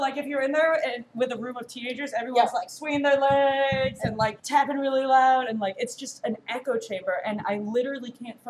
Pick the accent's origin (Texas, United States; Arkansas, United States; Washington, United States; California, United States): Washington, United States; Edmonds; now in Chicago, United States; I grew up in Edmonds, and it's like half an hour north of Seattle.